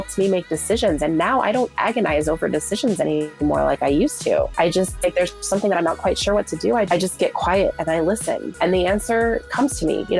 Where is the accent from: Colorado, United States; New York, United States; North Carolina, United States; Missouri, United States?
Colorado, United States; Fort Collins; also born or lived in Southern California; I grew up in Fort Collins, Colorado. My parents moved us there